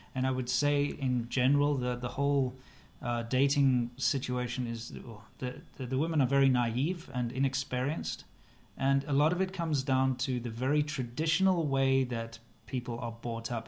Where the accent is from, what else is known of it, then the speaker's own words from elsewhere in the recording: South Africa; moved away; also born or lived in China; as a South African